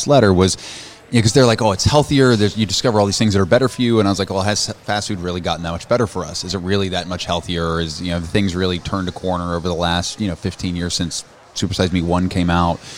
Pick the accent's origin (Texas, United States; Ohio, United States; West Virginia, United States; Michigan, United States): West Virginia, United States; moved away as an adult; now in New York City, United States; I'm hillbilly from West Virginia.